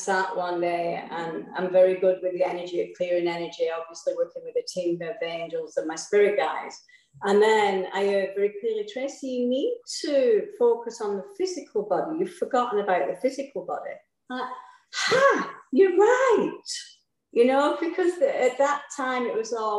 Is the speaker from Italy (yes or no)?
no; England, United Kingdom; I was brought up in England, which everybody can hear.